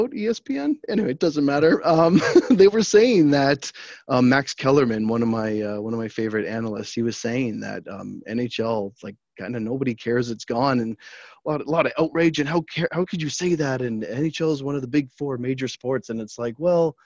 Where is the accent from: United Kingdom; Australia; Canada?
Canada; being Canadian, it's sort of in my blood